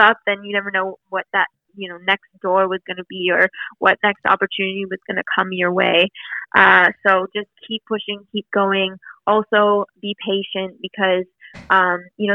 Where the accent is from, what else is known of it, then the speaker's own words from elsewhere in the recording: Ottawa, Ontario, Canada; moved away as an adult; now in Toronto, Canada; growing up in Ottawa